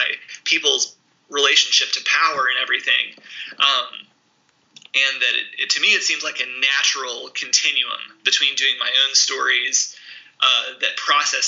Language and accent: English; the South, United States; also born or lived in Mississippi; now in Indiana, United States; as a Southerner, since living here in Indiana